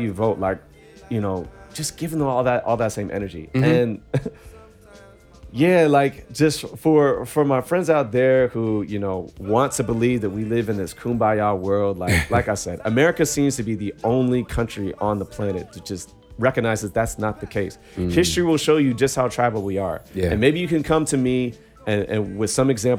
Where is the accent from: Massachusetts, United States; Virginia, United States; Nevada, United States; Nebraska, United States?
Virginia, United States; growing up in Virginia